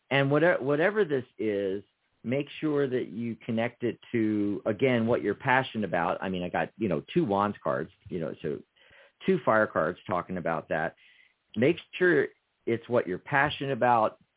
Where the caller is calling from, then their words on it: Wyoming, United States; from Wyoming.